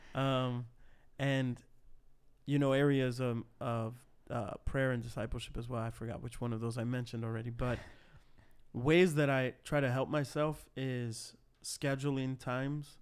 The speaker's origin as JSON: {"language": "English", "town": "Cicero", "region": "Illinois", "country": "United States", "tie": "born or raised there", "said": "start a church plant in my hometown of Cicero"}